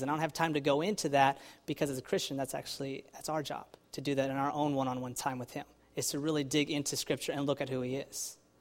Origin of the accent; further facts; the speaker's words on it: Texas, United States; now in New Jersey, United States; I'm from Texas